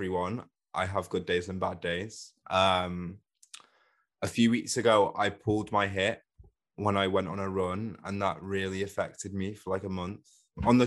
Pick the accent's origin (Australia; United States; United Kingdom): United Kingdom; Manchester, North West England; now in London, United Kingdom; I grew up in Manchester, so in North England